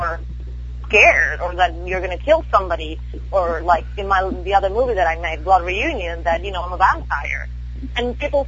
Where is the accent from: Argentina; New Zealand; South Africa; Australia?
Argentina; now in Texas, United States; I'm from Argentina